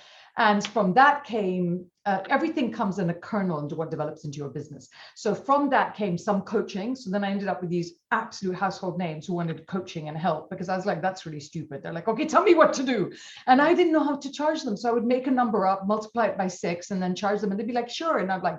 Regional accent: India; So I'm an accidental everything. In that I'm Indian.

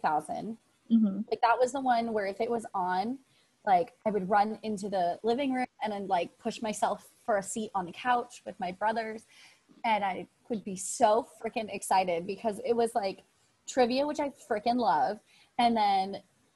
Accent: San Francisco, California, United States; moved away as an adult; also born or lived in Las Vegas, Nevada; now in Orlando, United States; I grew up in San Francisco area and like the Bay Area

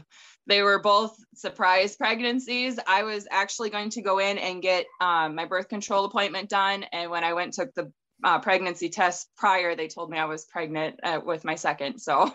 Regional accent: North Dakota, United States; I'm from North Dakota

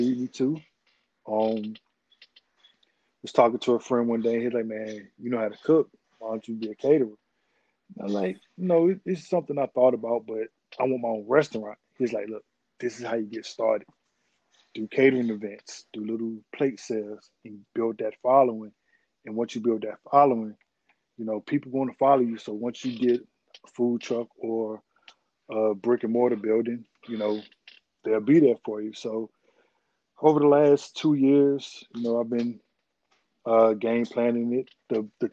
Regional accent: Henderson, North Carolina, United States; moved away as an adult; now in District Heights, United States; I'm originally from Henderson, North Carolina.

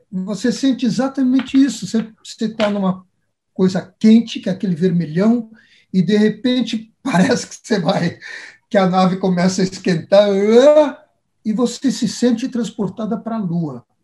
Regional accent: Brazil

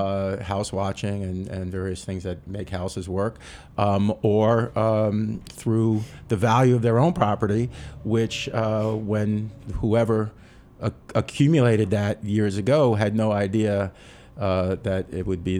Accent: New York City, New York, United States; I was born and raised on the Upper West

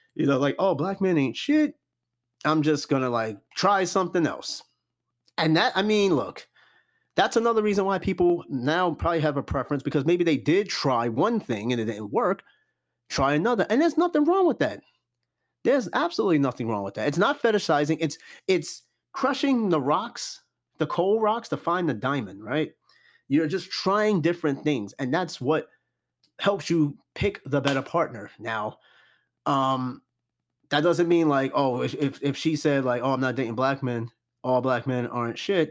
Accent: New York City, New York, United States; I grew up around Corona, Queens.

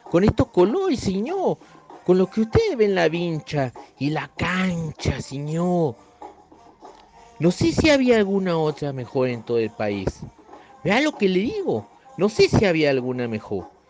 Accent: northern Argentina, Argentina; accent: northern Argentine; mi pobre acento del norte de la Argentina

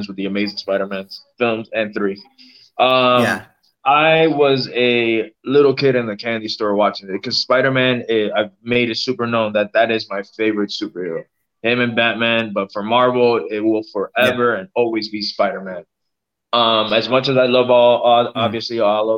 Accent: Miami, Florida, United States; I was born and raised in Miami

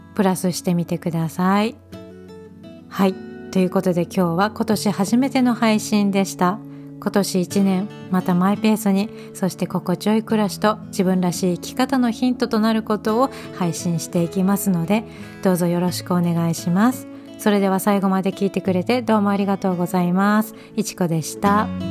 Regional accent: Hokkaido, Japan; born or raised there

